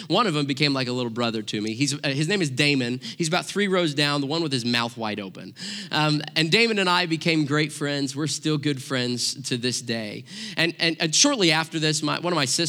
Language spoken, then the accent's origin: English; Joplin, Missouri, United States; I grew up in Southwest Missouri, right in the heart of Tornado Alley